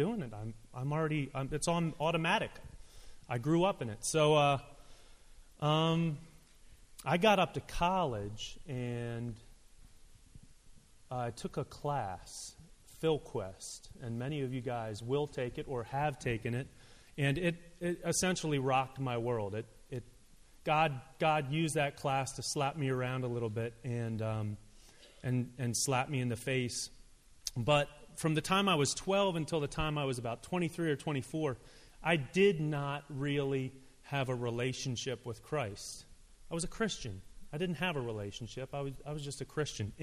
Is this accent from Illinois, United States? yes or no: no; Hershey, Pennsylvania, United States; also born or lived in Olathe, Kansas / Maryland; Moved to Hershey, Pennsylvania when I was 5